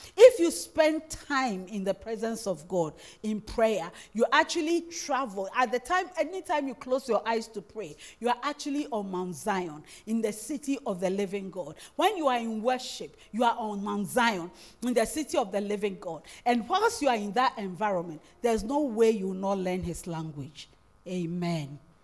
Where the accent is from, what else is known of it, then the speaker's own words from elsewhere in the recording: Winneba, Central Region, Ghana; English is a second language; I'm originally a Futu. I come from Winneba